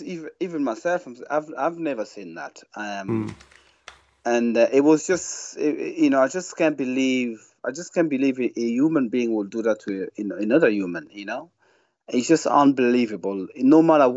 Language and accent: English; Kinshasa, DR Congo; now in Ireland; myself growing up in Kinshasa